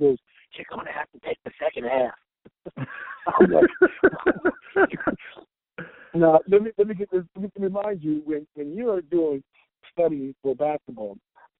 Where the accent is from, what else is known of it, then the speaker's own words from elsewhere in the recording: Long Beach, California, United States; When I grew up in Long Beach, California, I grew up with the Twins and … all them.